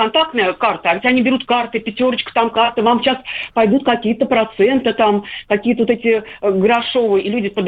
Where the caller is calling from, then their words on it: Nizhny Novgorod, Nizhny Novgorod Oblast, Russia; я из Нижнего Новгорода.